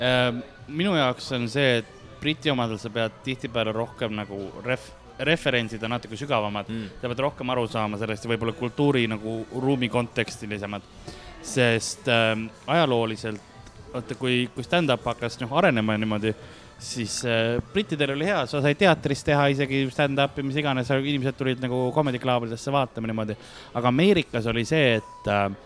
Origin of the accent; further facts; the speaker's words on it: Tallinn, Harju County, Estonia; kuna mul on kõik nagu laps, üleskasvamine ongi Lasnamäest